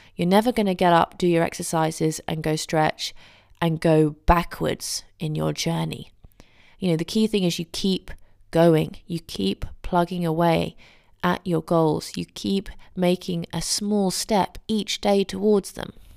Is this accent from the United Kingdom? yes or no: yes; England, United Kingdom; as an English person